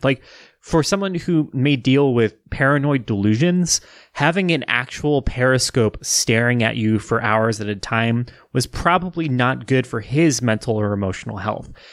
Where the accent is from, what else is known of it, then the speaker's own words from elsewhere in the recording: Wichita, Kansas, United States; growing up in Wichita, Kansas